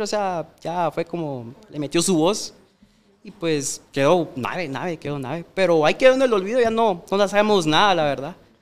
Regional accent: Mixco, Guatemala Department, Guatemala; yo crecí en la Santa Marta. No sé si conoces, es por zona 5 de Mixco

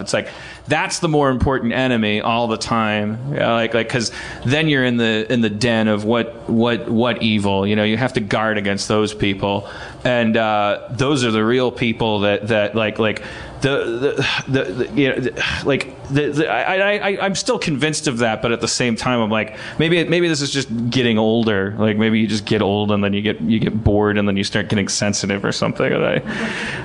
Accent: Wisconsin, United States; I'm from Wisconsin

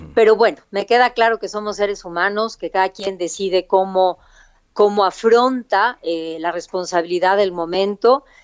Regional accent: Oaxaca, Mexico; nací en la ciudad de Oaxaca

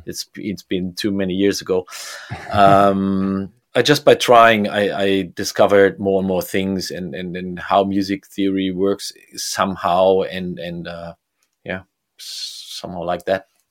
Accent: Bremen, Germany; I grew up in Bremen

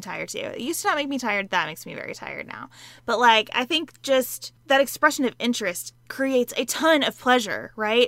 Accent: Western Kentucky, United States; I grew up in Western Kentucky, a couple hours away from Sa-, where Sarah lives. on a dairy farm

